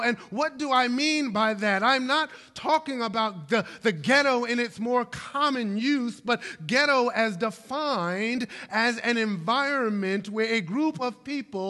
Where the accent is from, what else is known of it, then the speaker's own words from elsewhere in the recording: Brooklyn, New York, United States; my hometown of Brooklyn, New York